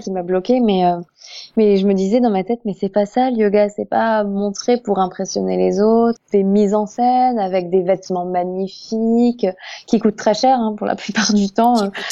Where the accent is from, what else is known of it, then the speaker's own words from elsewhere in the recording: Alsace, Grand Est, France; moved away; je ne suis pas du tout de la région parisienne, je suis alsacienne